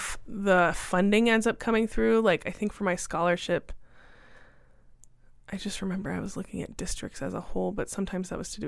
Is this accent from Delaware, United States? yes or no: no; Indiana, United States; moved away as an adult; now in Arizona, United States; I moved here from Indiana and started at the U of A in 2004.